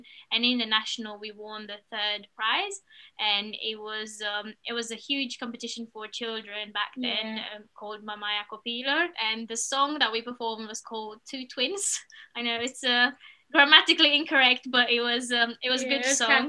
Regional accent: Romania; moved away as an adult; now in United Kingdom; we're originally from Romania, which is where we've spent most of our lives. 12 years we were in the same art school, and then we came to the UK

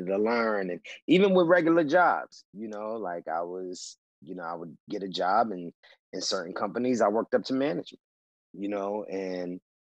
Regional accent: New York, United States; now in Los Angeles, United States; I grew up in New York. I'm from the South Bronx.

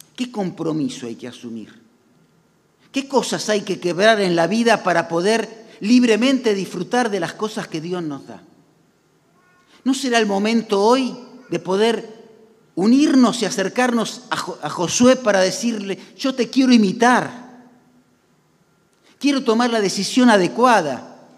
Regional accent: Argentina; como argentinos

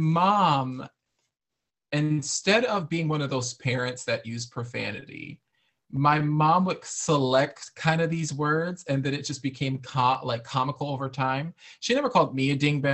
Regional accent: Waterbury, Connecticut, United States; I am from a kind of rural city in Connecticut, Waterbury, Connecticut. I was raised and born there.

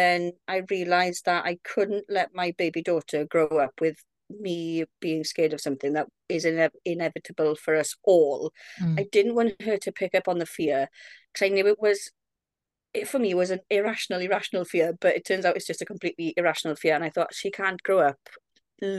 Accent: Wales, United Kingdom; I'm 32 from Wales.

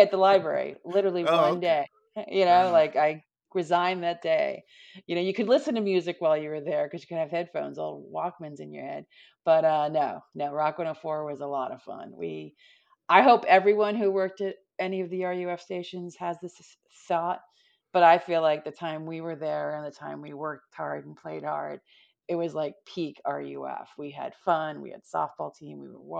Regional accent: Altamonte Springs, Florida, United States; also born or lived in Longwood; But I went to high school in Orlando, in Longwood. My family was in Altamont Springs. So I came up from Altamont Springs

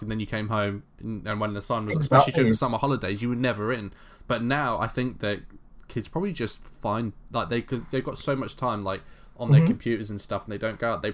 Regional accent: London, United Kingdom; growing up in London

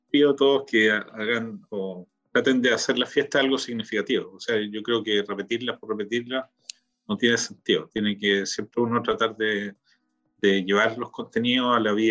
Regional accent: Valparaíso, Chile; now in Israel; Que nosotros somos porteños

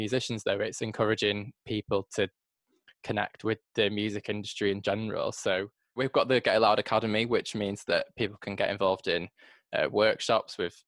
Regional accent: Manchester, North West England, United Kingdom; coming from Manchester myself

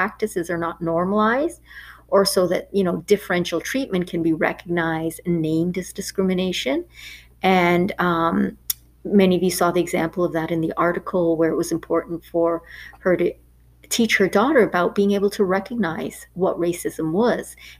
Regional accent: Canada; I grew up in Canada for most of my life

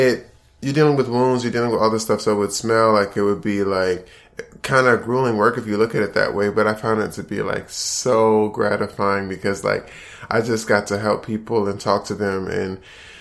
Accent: Prince George's County, Maryland, United States; moved away as an adult; now in Atlanta, United States; I'm originally from Maryland, right outside of D.C. And I grew up in Prince George's County

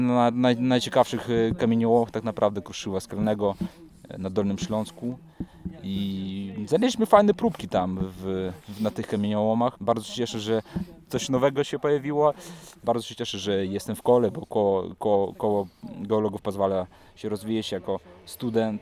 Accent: Belarus; moved away as an adult; now in Wrocław, Poland; sam jestem z Białorusi. Przyjechałem tu na studia

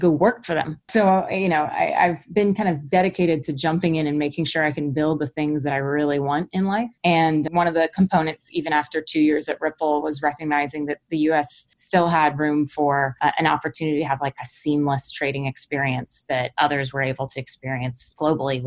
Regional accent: Florida, United States; also born or lived in London / Hong Kong; now in San Francisco, United States; I was from Florida

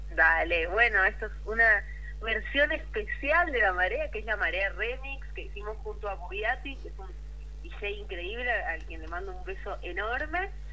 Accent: Rosario, Santa Fe, Argentina; yo soy de Rosario

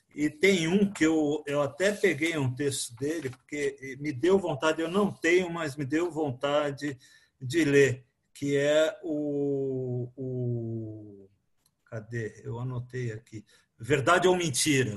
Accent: Rio de Janeiro, Brazil; eu sou carioca também

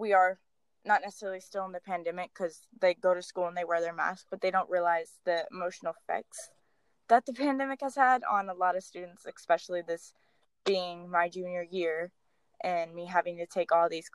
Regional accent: Dallas, Texas, United States; I was born and raised in Dallas, Texas

